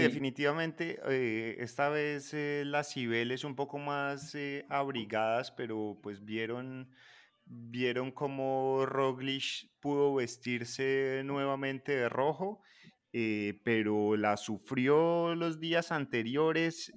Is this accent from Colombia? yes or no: yes; Chinchiná and Manizales area, Caldas, Colombia; por ser de mi tierra